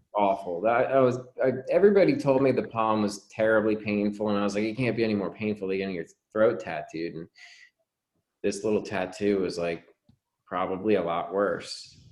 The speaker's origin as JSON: {"language": "English", "region": "New Jersey", "country": "United States", "tie": "born or raised there", "said": "I grew up in New Jersey"}